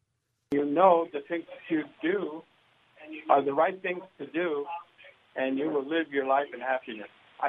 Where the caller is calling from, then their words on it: Anaheim, California, United States; I'm calling from Anaheim.